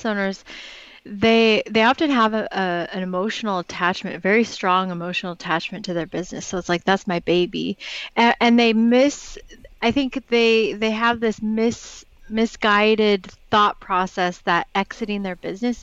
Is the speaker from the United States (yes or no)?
yes; Portland, Oregon, United States; I'm from Portland, Oregon, grew up here